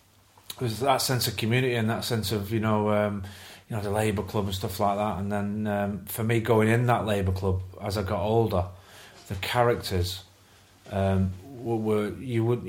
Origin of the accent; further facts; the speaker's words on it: Salford, North West England, United Kingdom; moved away as an adult; now in York, United Kingdom; I am from Salford, Little Oakland. I grew up there